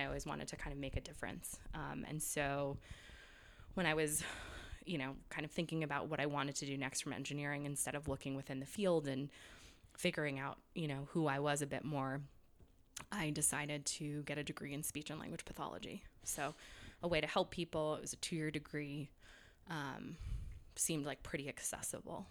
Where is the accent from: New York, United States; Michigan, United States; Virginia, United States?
New York, United States; moved away; also born or lived in England / California / Boston; I grew up in New York